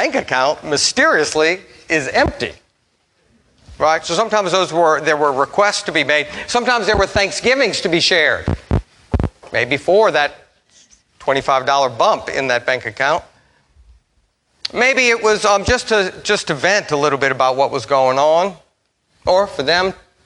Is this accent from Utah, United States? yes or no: no; Metairie, Louisiana, United States; also born or lived in Memphis; I grew up here in Metairie